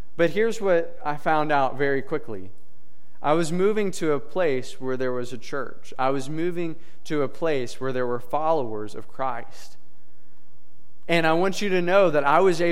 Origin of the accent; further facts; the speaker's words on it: Princeton, Kentucky, United States; moved away as an adult; also born or lived in Lynchburg, Virginia; I grew up in Princeton, Kentucky, which is a town about the size of Robinson, from what I understand. So I lived there for 19 years of my life